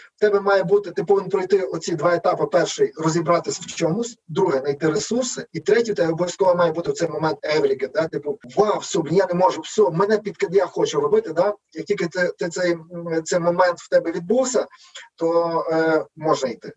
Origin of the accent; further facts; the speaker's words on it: Lviv, Lviv Oblast, Ukraine; Я зі Львова